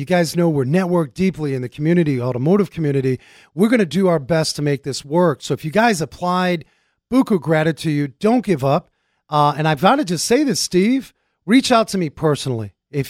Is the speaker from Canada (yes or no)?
no; Germany; born there; Well, you know I was born in Germany, so I'm very intimate Deutschlander Frankfurters.